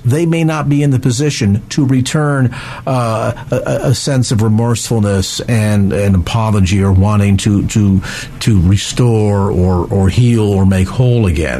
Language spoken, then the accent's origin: English; South San Francisco, California, United States; South San Francisco, my hometown